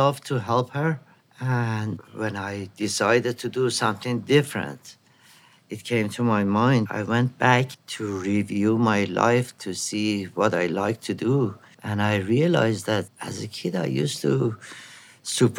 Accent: Iran; moved away as an adult; now in New York, United States; I had more opportunity in New York than being in Iran in my hometown.

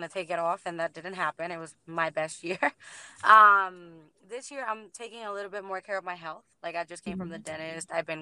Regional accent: Puerto Rico; now in Orlando, United States; Originally from Puerto Rico

